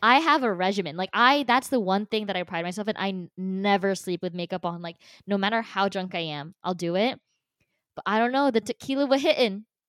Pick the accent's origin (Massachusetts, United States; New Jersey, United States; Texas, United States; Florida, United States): New Jersey, United States; born or raised there; also born or lived in Philippines